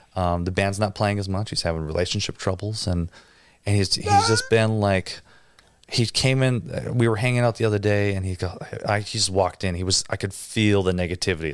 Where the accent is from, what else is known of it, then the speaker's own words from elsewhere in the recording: near Green Bay, Wisconsin, United States; I grew up in a small little town and, and, you know, just outside Green Bay